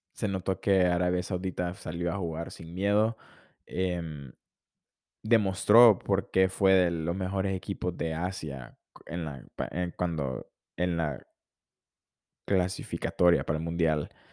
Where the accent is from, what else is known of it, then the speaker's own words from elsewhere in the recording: Honduras; soy de Honduras